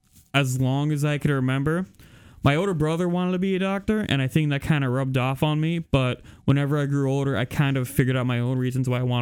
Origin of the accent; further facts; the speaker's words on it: Columbia, Missouri, United States; I'm from Columbia, Missouri.